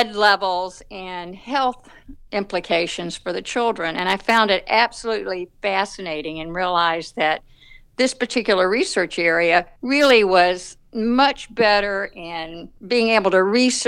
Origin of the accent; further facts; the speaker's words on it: the South, United States; accent: Southern; now in Atlanta, United States; you can tell from my accent that I'm from the South